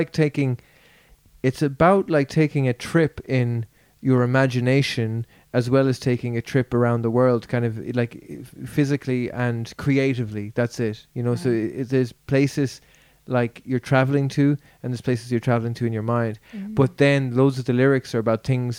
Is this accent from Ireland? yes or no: yes; Ireland; I remember growing up in Ireland around the time when, in the early 90s